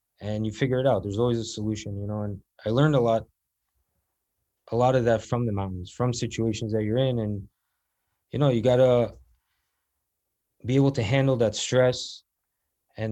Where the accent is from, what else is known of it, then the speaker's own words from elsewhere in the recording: South Florida, United States; I grew up in South Florida